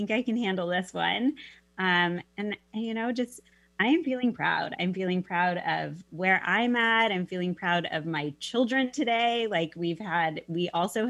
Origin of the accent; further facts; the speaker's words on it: Mercer Island, Washington, United States; moved away as an adult; also born or lived in Arizona; I grew up on Mercer Island and, spent my elementary, actually preschool, elementary, middle school, and high school, went all through school there